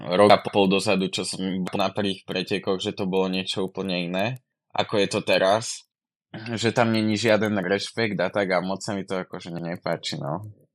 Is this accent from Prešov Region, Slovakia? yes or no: no; Kysuce, Žilina Region, Slovakia; moved away as an adult; now in Žiar, Slovakia; pochádzam z Kysic, ale už tam nebývam, už bývam v Žiari